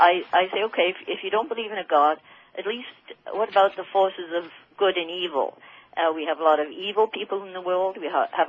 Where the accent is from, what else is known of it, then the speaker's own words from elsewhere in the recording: Windsor, Ontario, Canada; I'm from Windsor.